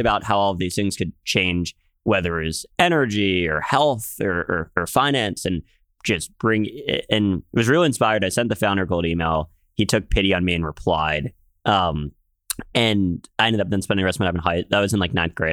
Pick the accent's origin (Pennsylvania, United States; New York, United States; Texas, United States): Pennsylvania, United States; Philadelphia; moved away; I grew up in Philadelphia, which, uh, good city.